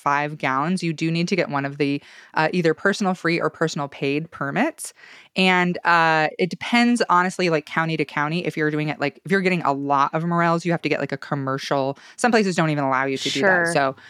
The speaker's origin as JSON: {"language": "English", "town": "Salmon", "region": "Idaho", "country": "United States", "tie": "born or raised there", "moved": "yes", "said": "near my hometown, near Salmon."}